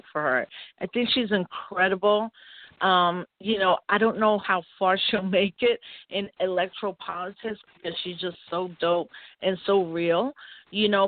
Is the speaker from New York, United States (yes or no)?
yes; New York City, New York, United States; also born or lived in Maryland / California; I grew up in New York City.